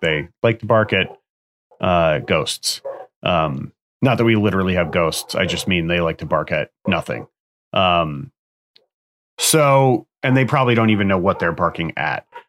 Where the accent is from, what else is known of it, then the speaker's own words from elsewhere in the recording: United States; I live in the U S, I'm from the U S, I'm an American citizen